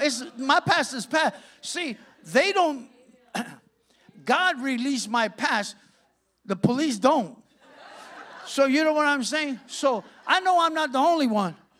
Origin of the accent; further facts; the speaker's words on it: Santa Ana, California, United States; I'm from Santa Ana